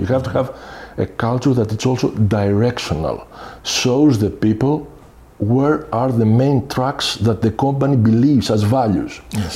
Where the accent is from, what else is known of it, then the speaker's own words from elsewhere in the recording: Athens, Attica, Greece; moved away as an adult; also born or lived in Bulgaria / Sweden; now in Belgium; I'm coming from Greece. I'm mm-hmm. Greek, mm-hmm. from Athens. Mm-hmm. Have uh, spent the majority of my time there, meaning I have studied, grew up there